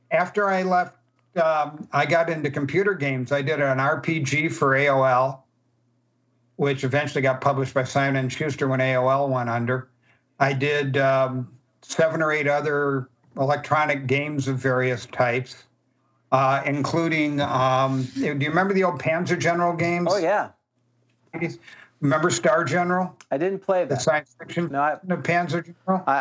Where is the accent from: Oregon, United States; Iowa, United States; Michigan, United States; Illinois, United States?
Illinois, United States; Chicago; And we put various, we're from Chicago, so we made it with gangsters.